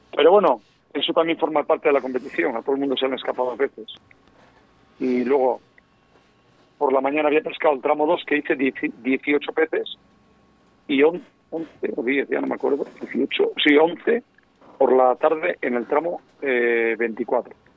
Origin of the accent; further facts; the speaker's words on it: León, Castile and León, Spain; soy leonés